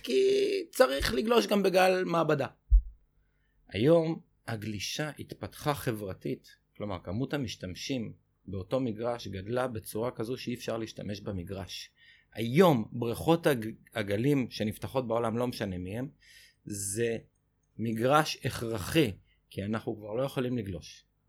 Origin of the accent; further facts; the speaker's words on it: Israel; אני שגדלתי בחוף הכי קראודד בישראל באייטיז